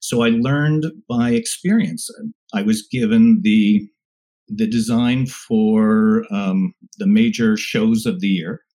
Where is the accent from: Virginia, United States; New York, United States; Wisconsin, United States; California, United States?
New York, United States; Rockland County; i i grew up just outside of New York City in Rockland County